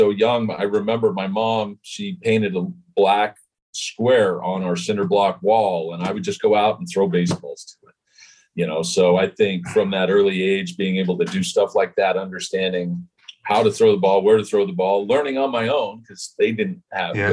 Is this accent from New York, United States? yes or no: no; Utah, United States; I was growing up in Utah, not a whole big hotbed for baseball